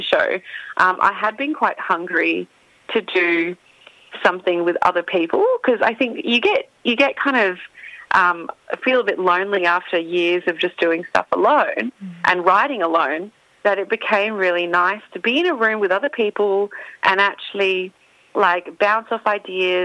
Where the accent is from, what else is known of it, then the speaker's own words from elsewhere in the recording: Perth, Western Australia, Australia; moved away as an adult; also born or lived in Melbourne; now in Perth, Australia; my childhood, growing up in Perth